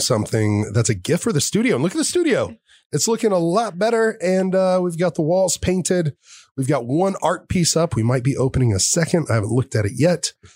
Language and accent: English; Texas, United States; I grew up here in Texas